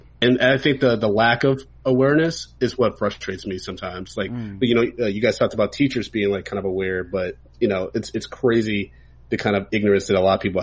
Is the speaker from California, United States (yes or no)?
no; Ann Arbor, Michigan, United States; growing up in Ann Arbor, Michigan, like I was one out of like maybe three Black kids in like my grade.